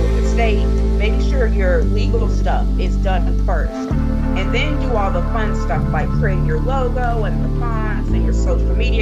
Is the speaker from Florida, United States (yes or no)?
no; Pennsylvania, United States; now in Thomasville, United States; I grew up in Pennsylvania, so that's why I do not have a southern accent. Yes, I currently live in Thomasville, Georgia